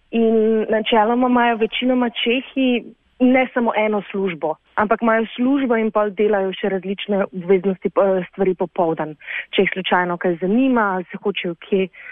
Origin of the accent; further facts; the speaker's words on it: Slovenia; moved away as an adult; also born or lived in Prague, Czech Republic; now in Czech Republic; nas, slovencev, ki pač angliško govorimo, vsi